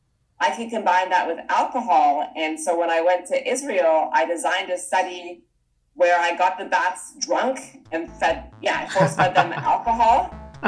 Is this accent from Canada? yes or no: yes; Toronto, Ontario, Canada; born or raised there; moved away as an adult; also born or lived in Vancouver, Canada